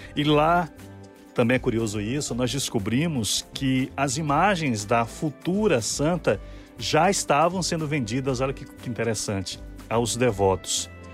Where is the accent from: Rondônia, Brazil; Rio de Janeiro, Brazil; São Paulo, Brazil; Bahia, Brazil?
Bahia, Brazil; Serrinha; now in Salvador, Brazil; desde a minha infância lá em Serrinha